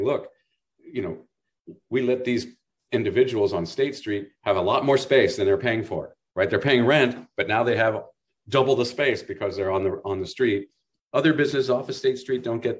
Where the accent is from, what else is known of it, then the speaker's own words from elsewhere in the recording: Burlingame, California, United States; now in Santa Barbara, United States; I grew up in Burlingame, you know, up in the Bay Area